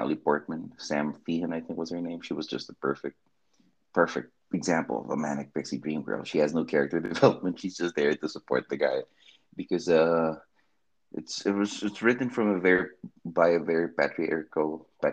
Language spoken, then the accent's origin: English; Philippines; also born or lived in Makati; as a Filipino living in the Makati